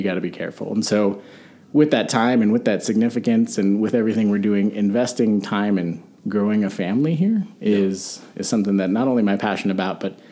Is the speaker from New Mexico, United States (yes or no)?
yes; Albuquerque, New Mexico, United States; I was born and raised here in Albuquerque, New Mexico.